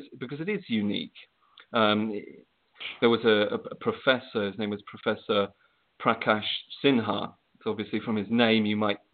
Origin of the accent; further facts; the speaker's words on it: England, United Kingdom; As you might be able to tell by my accent, I'm from England, the USSK.